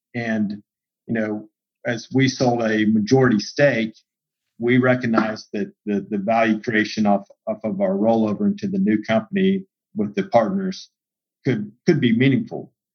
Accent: Central Texas, United States; growing up in Central Texas

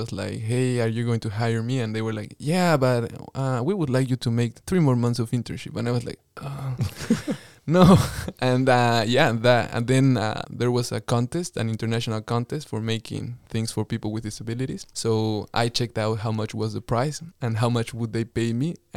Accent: Bolivia; moved away as an adult; now in Windsor, Australia; my church in Bolivia

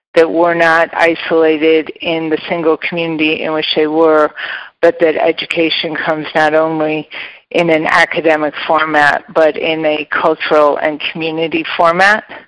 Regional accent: Geneva, Illinois, United States; also born or lived in Elmhurst, Illinois; I grew up in the western suburbs of Chicago. I was born in Elmhurst and then spent my formative years in the Geneva St. Charles area

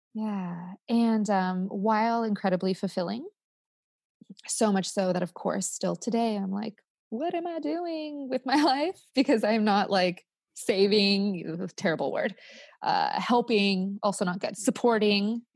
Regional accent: California, United States; also born or lived in Spain / Costa Rica; I'm Californian

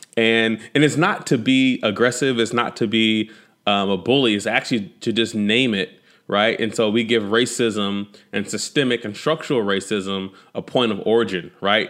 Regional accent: Fort Worth, Texas, United States; also born or lived in Amarillo, Texas; when we relocated from Amarillo, Texas to, uh, the Fort Worth, Dallas, Fort Worth area

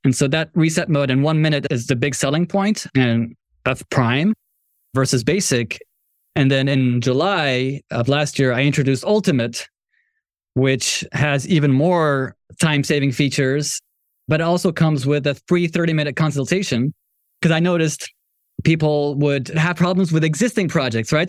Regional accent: Morocco; moved away; I'm from Morocco

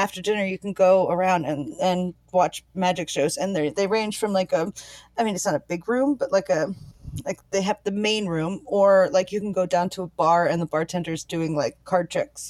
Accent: Maryland, United States; now in Culver City, United States; I grew up in Maryland.

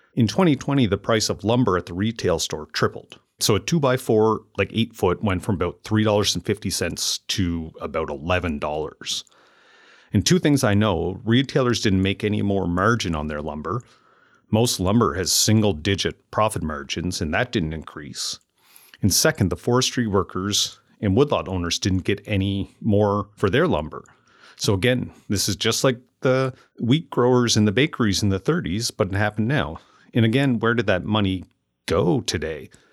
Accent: Amherst, Nova Scotia, Canada; moved away as an adult; growing up and then moving back to Amherst, Nova Scotia, where I currently run my business and live with my family.

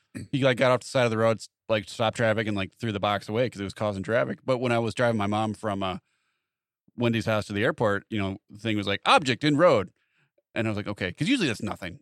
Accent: Wilmington, United States; we grew up with him in Wilmington

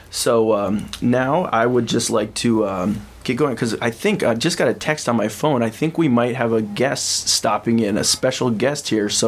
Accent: Champaign, Illinois, United States; I'm from Champaign, Illinois.

